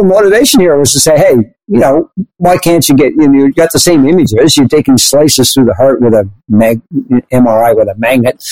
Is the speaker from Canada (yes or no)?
yes; Canada; I'm Canadian